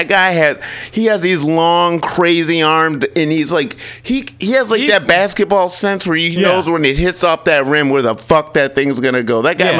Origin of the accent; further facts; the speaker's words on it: Kalamazoo, Michigan, United States; I grew up in Michigan, so I was a big Pistons and Bulls fan because I was right in the middle of fucking Michigan.